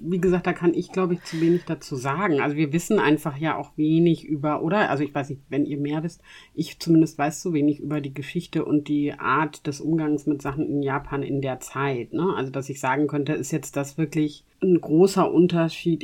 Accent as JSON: {"language": "German", "country": "Germany", "said": "bei uns in Deutschland"}